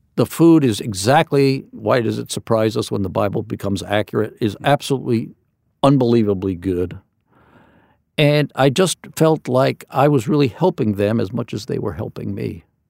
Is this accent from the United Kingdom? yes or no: no; Wyckoff, New Jersey, United States; I'm from New Jersey, a little town called Wyckoff